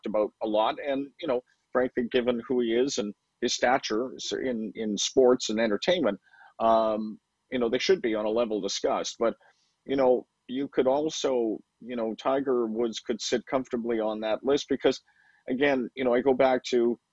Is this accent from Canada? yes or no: yes; Vancouver, British Columbia, Canada; moved away as an adult; I grew up in Vancouver, and so I was out there for 31 years.